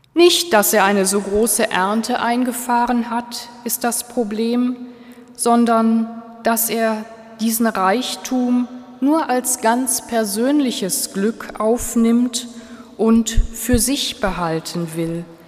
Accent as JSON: {"language": "German", "country": "Switzerland", "said": "bei uns in der Schweiz"}